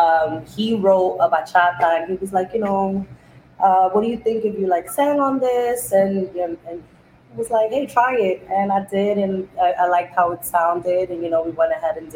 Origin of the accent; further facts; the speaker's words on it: New York, United States; also born or lived in Esperanza, Valverde, Dominican Republic; I was born in the Dominican Republic. I came when I was around 5 years old. So I was like, I did the whole schooling system here in New York